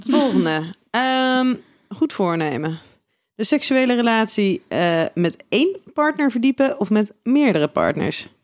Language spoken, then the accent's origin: Dutch; Schiedam, South Holland, Netherlands; we komen allemaal uit Schiedam